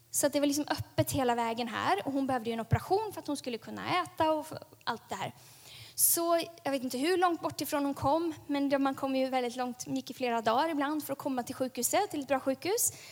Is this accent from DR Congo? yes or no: yes; Lemera, South Kivu, DR Congo; Där växte jag upp, på Lemera.